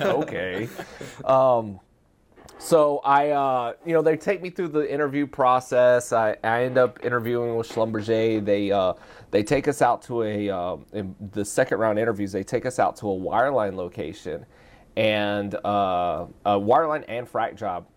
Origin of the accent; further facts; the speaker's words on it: Texas, United States; moved away as an adult; also born or lived in Australia; I grew up in Texas